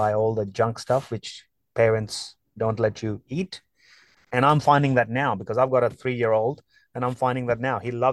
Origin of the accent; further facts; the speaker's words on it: Amritsar, Punjab, India; moved away; I grew up in India, a quaint town called Amritsar.